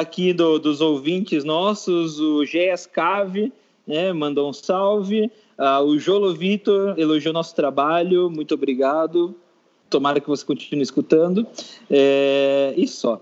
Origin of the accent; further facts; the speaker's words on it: Sorocaba, São Paulo, Brazil; eu sou de Sorocaba